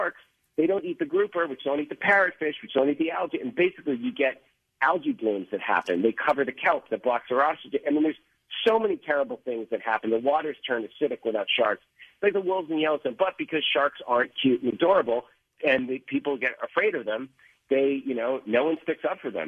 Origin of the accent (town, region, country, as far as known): Boston, Massachusetts, United States; born or raised there